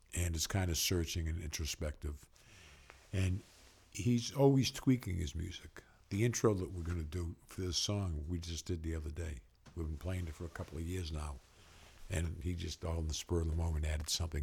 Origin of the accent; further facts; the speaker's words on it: Waltham, Massachusetts, United States; the Waltham school system where we were, my hometown